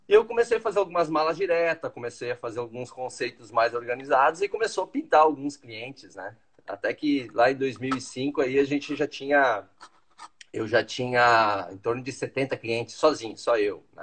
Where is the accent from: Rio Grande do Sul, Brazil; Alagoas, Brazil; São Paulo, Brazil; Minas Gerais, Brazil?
Rio Grande do Sul, Brazil; Teutônia; eu sou de Teutônia, né? Eu sou, como fala, eu sou alemãozinho de Teutônia, né? Então, lá do interiorzinho